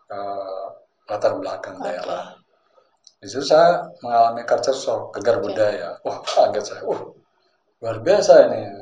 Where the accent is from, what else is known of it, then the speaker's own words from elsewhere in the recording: West Java, Indonesia; now in Yogyakarta, Indonesia; begini-begini ternyata di sana seorang Sunda orang Jawa itu sangat toleran